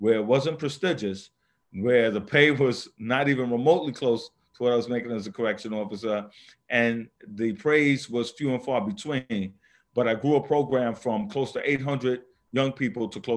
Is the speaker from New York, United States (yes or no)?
yes; New York City, New York, United States; I grew up in the South Bronx